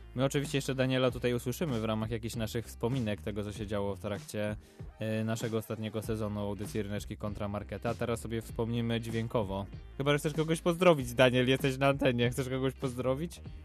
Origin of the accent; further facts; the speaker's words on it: Łódź, Łódź Voivodeship, Poland; jesteśmy chłopaki z Łodzi.